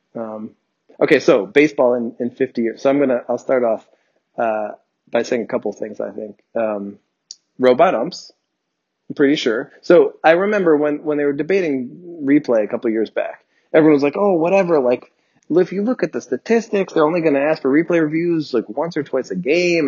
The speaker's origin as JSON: {"language": "English", "region": "New Jersey", "country": "United States", "tie": "born or raised there", "said": "I grew up in New Jersey"}